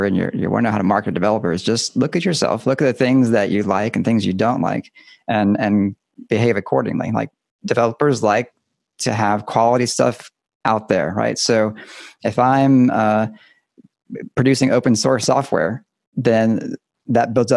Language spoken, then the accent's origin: English; Deep South, United States; moved away as an adult; now in Pacific Northwest, United States; I grew up in the South, the Deep South